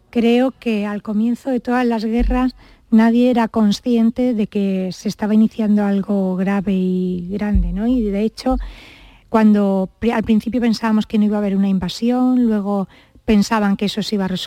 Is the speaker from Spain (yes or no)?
yes; Almería, Andalusia, Spain; born or raised there; also born or lived in Granada